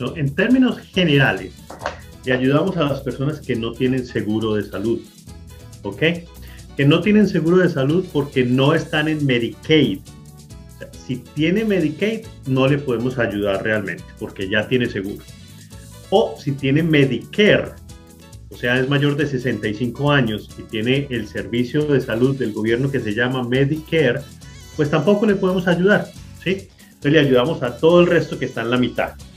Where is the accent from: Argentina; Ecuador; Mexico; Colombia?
Colombia; Manizales, Caldas; now in Lancaster, United States; soy colombiano